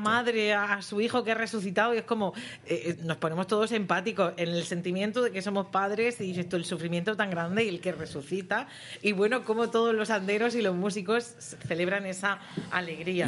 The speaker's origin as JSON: {"language": "Spanish", "town": "Bullas", "region": "Region of Murcia", "country": "Spain", "said": "en Bullas, pues somos Bullas"}